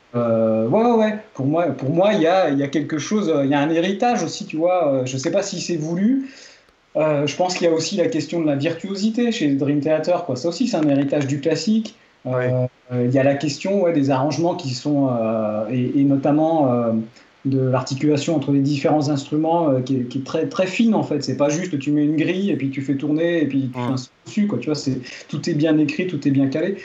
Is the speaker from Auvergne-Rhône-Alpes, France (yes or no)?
yes; Drôme, Auvergne-Rhône-Alpes, France; Puisque je suis originaire de la Drôme, c'est là que j'habite